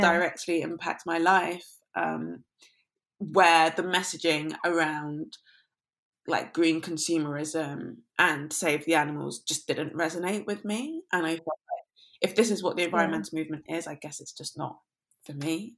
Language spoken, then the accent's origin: English; London, United Kingdom; growing up I grew up in London, but the part of London I grew up in was quite leafy